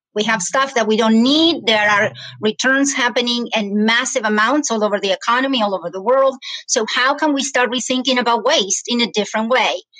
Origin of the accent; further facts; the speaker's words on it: Argentina; English is a second language; moved away as an adult; now in United States; I was born and raised in Argentina. I came to the United States